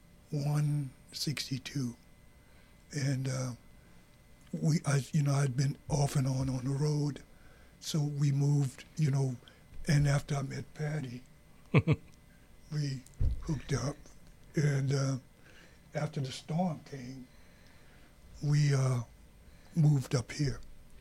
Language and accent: English; Raceland, Louisiana, United States; also born or lived in New Orleans; now in Minnesota, United States; Okay. Well, I'm from Raceland, Louisiana.